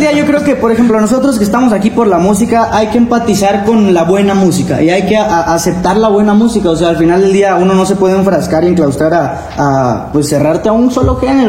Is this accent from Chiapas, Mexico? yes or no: yes; Chiapas, Mexico; moved away as an adult; now in Puebla, Mexico; de Chiapas, este, allá tenía mi grupo de norteño